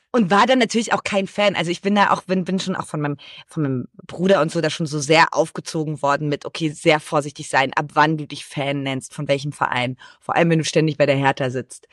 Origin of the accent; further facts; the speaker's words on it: Brandenburg, Germany; now in Cologne, Germany; Ich komme auch aus Brandenburg ursprünglich